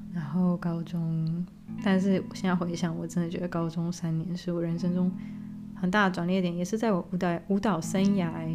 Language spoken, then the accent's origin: Chinese; Taiwan; Chinese is a second language; moved away as an adult; also born or lived in Tamsui / Kaohsiung / Tainan / Qatar; now in Germany; 我今年三十二岁。那我是在德国出生，但我六岁的时候跟着爸爸，妈妈还有大弟一起从德国搬到台湾